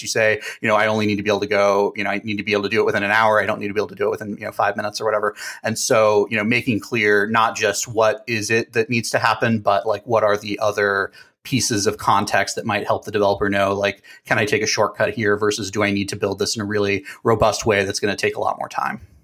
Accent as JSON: {"language": "English", "town": "Dallas", "region": "Texas", "country": "United States", "also_born_or_lived": "New Hampshire", "moved": "yes", "said": "I'm from Dallas originally"}